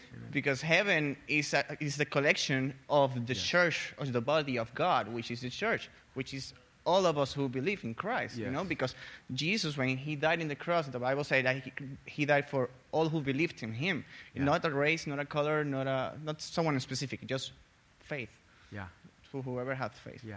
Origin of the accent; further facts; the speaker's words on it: Puerto Rico; moved away as an adult; also born or lived in Tennessee; now in United States; I'm from Puerto Rico